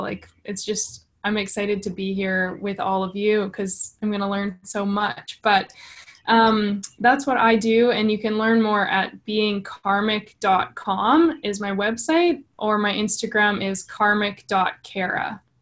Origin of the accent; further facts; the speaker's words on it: Winnipeg, Manitoba, Canada; I'm from Winnipeg, Canada